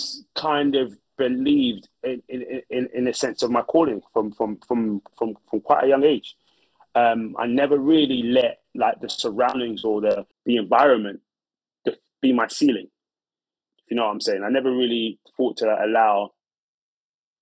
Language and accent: English; London, United Kingdom; I was brought up in a place called Brixton, South London in the 90s